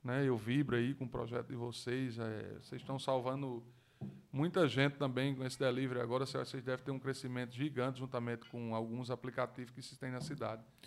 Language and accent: Portuguese; Mossoró, Rio Grande do Norte, Brazil; vou falar da minha terra, do moçoroense